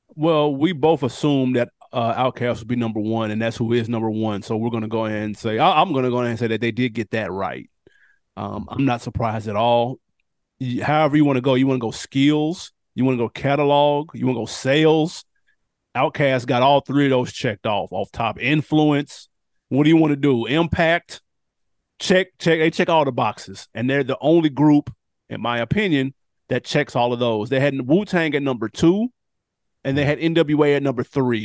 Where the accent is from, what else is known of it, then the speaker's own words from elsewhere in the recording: Tennessee, United States; I'm from Tennessee